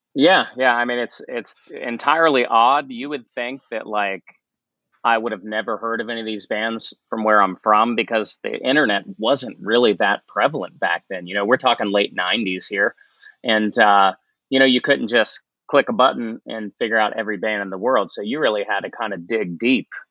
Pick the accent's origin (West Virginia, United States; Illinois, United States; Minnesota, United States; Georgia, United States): West Virginia, United States; St. Marys; moved away; I grew up in a tiny town in West Virginia called St. Mary's